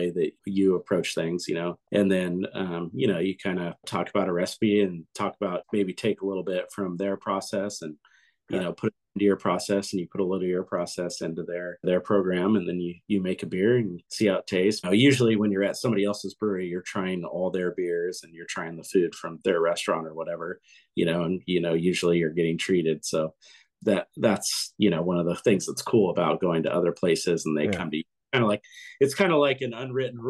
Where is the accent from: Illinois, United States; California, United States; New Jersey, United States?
California, United States; Carlsbad; also born or lived in Oceanside, California; surf breaks from growing up in Carlsbad